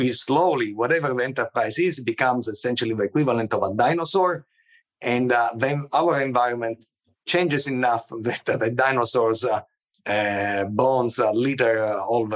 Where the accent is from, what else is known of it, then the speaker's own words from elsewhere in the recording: Palermo, Sicily, Italy; moved away; also born or lived in Agrigento; I was born in Palermo, but I lived, you know, in Agrigento for a few years